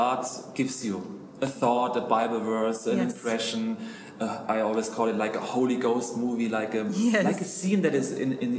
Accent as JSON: {"language": "English", "area": "middle of Germany", "region": "Central Germany", "country": "Germany", "tie": "born or raised there", "also_born_or_lived": "Munich, Germany", "accent": "German", "second_language": "English", "moved": "as an adult", "lives_now": "Zurich, Switzerland", "said": "because I'm German. I grew up in the middle of Germany, and I was planted an ICF church in Munich."}